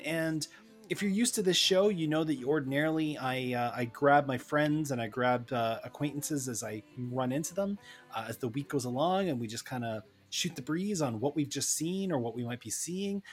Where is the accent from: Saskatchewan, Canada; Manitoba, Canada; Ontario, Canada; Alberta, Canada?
Ontario, Canada; Toronto; my hometown of Toronto, Canada